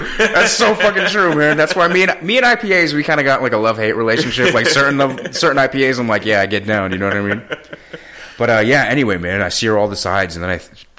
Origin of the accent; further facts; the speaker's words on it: San Francisco, California, United States; I'm from San Francisco.